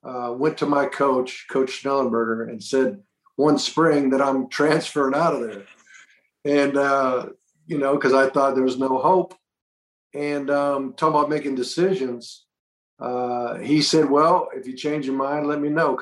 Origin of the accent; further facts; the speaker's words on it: Boca Raton, Florida, United States; also born or lived in Miami, Florida; I grew up in Boca Raton, Florida, went to the University of Miami, which was like an hour down the road